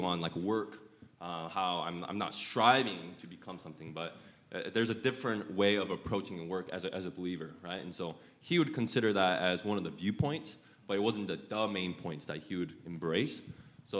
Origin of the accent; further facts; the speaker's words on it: Utah, United States; I grew up in Utah for 20 plus years as well